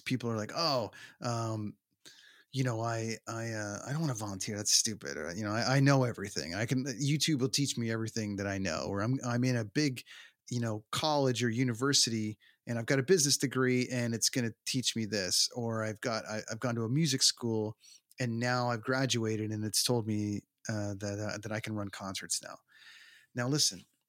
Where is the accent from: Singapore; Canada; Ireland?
Canada; Toronto, Ontario; born or raised there